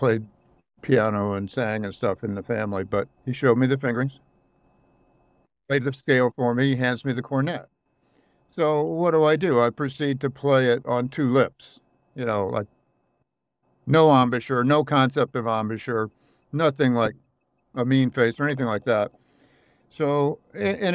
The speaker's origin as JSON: {"language": "English", "region": "the Midwest of the United States", "country": "United States", "tie": "born or raised there", "said": "I grew up in the Midwest of the United States"}